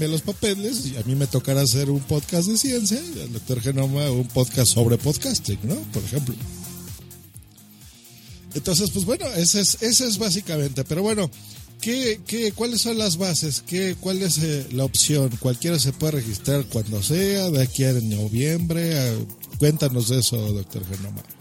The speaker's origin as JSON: {"language": "Spanish", "country": "Spain", "said": "no sé, no, soy español, se vale, ¿no?"}